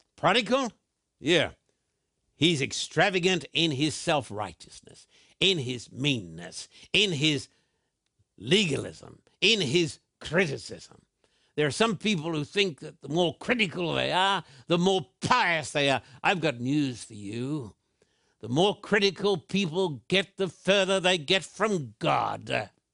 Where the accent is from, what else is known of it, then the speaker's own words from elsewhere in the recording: Brisbane, Queensland, Australia; when I was a boy growing up in Brisbane